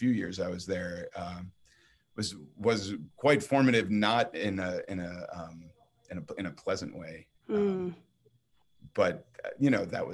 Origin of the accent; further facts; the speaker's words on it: Boston, Massachusetts, United States; I'm originally from Boston, Massachusetts.